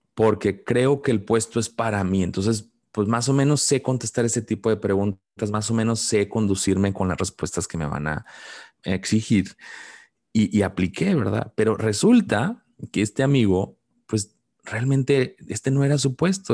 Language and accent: Spanish; Mexico; como mexicano